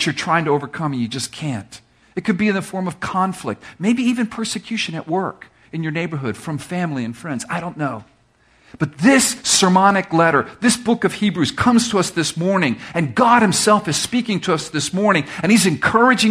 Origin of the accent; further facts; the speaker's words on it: Miami, Florida, United States; I'm from Miami where there's no hills.